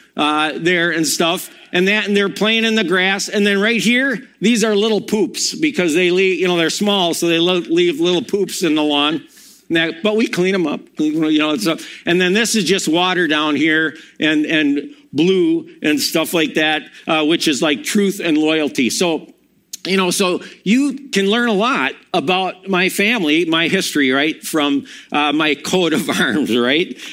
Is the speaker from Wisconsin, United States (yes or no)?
yes; Milwaukee, Wisconsin, United States; also born or lived in Madison; I'm from Wisconsin. I, born in Madison, grew up in Milwaukee, graduated from there.